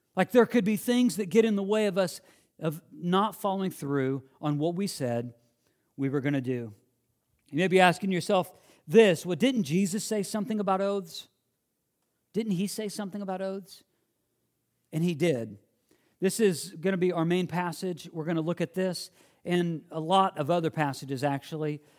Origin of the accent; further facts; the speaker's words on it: Illinois, United States; moved away; I grew up in the Midwest